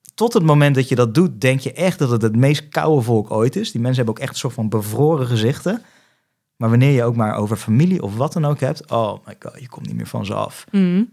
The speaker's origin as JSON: {"language": "Dutch", "country": "Netherlands", "accent": "Dutch", "said": "mijn Nederlands accent"}